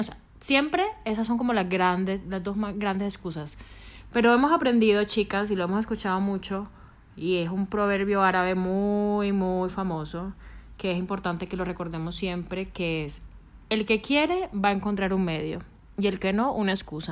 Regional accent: Colombia; now in Spain; somos colombianas

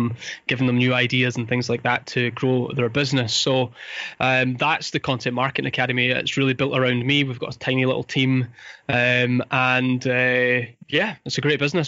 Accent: Fife, Scotland, United Kingdom; I grew up in Fife. I went to school here.

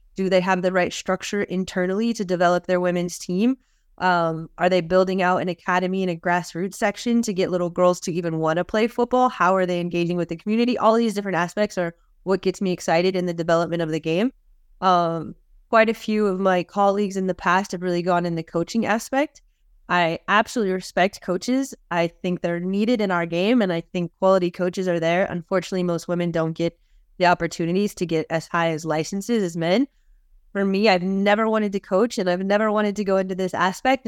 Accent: outside Los Angeles, California, United States; I was born and raised outside Los Angeles, California.

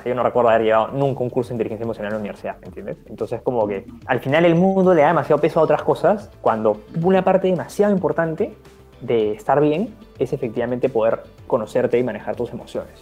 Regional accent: Peru; en mi país

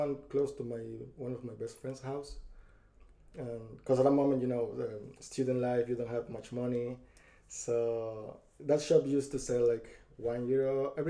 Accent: Spain; moved away as an adult; also born or lived in Ecuador; now in Ireland; I was born in Ecuador, but I moved to Spain when I was a child, and then I've been in Ireland since like 6 years ago.

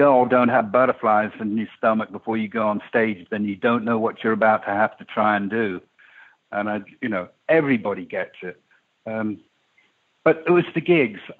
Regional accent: England, United Kingdom; when I was a kid growing up in England

